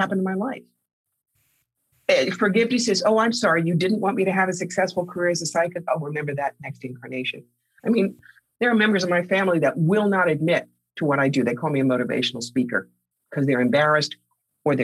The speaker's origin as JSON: {"language": "English", "town": "Cherry Hill", "region": "New Jersey", "country": "United States", "tie": "born or raised there", "said": "a nice Jewish kid growing up in Cherry Hill, New Jersey, to a very wealthy family"}